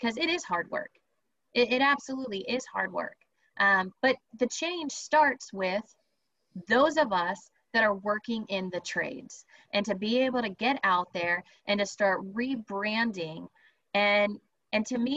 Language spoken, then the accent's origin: English; Texas, United States; I'm a Texan.